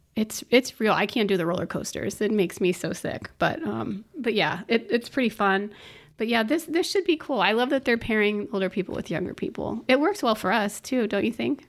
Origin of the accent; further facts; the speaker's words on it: Orlando, Florida, United States; was born and raised in Orlando